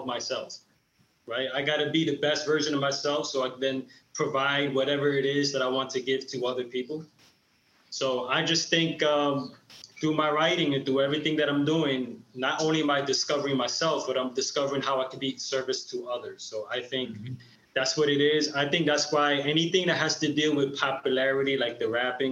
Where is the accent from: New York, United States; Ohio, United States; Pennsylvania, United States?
New York, United States; Sleepy Hollow; I am from Westchester County, Sleepy Hollow